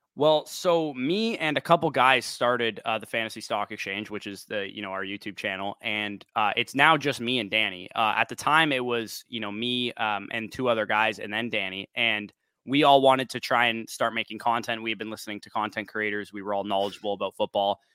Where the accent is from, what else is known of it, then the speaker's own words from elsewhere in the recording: Canada; I'm Canadian